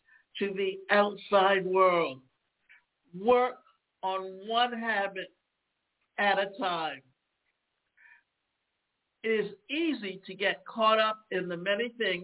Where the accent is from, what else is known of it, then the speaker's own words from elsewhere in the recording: Savannah, Georgia, United States; when I was a child growing up in Savannah, Georgia